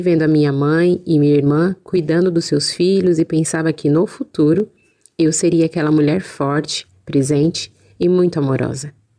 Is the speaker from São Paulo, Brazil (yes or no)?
yes; São Paulo, Brazil; Nasci e sempre morei em São Paulo